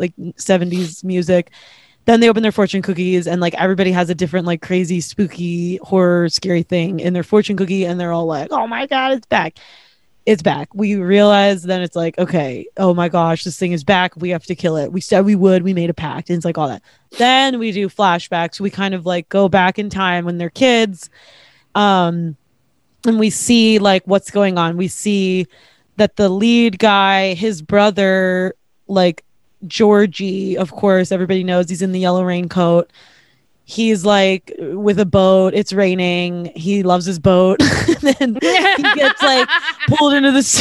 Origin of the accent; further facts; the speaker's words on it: Pittsburgh, Pennsylvania, United States; I grew up in Pittsburgh